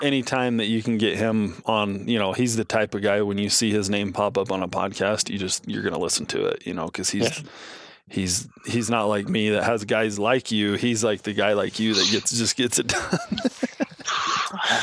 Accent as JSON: {"language": "English", "region": "Southern Nevada", "country": "United States", "tie": "born or raised there", "also_born_or_lived": "northwestern Wyoming", "moved": "yes", "lives_now": "Wyoming, United States", "said": "I grew up in Southern Nevada"}